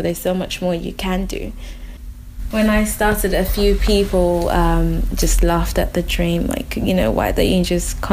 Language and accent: English; Nigeria; English is a second language; now in United Kingdom; Growing up in Nigeria, I went to Eton, which is a colonial British primary school